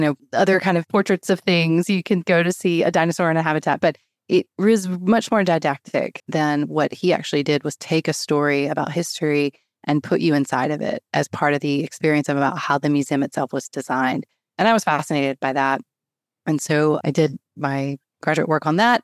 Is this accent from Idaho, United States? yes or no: no; High Point, North Carolina, United States; I grew up in High Point, North Carolina, which is the home of home furnishings